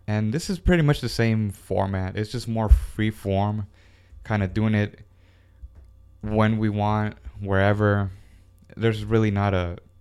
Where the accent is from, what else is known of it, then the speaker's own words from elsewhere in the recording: Houston, Texas, United States; I born and raised in Houston, Texas, 1991